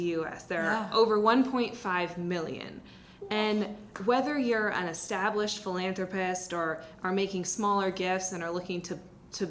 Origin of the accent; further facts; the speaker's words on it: Seattle, Washington, United States; I grew up in the Seattle area